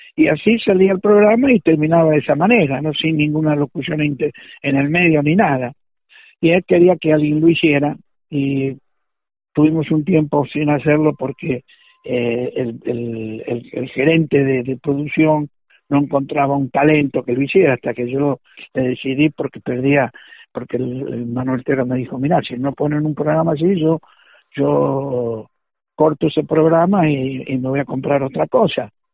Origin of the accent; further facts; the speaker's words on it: Argentina; accent: Argentine; moved away as an adult; also born or lived in Los Angeles, United States; now in Las Vegas, United States; sigo hablando como argentino